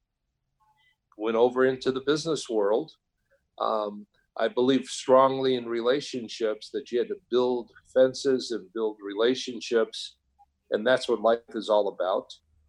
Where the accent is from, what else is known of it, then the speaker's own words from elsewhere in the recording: Illinois, United States; But that was enough for me to transfer to Illinois, back to my home state, in that university.